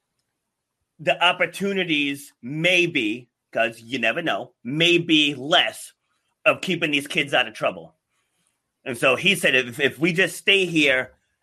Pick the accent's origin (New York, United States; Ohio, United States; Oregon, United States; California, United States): New York, United States; New York City; now in Cranston, United States; I was born in Far Rockaway, New York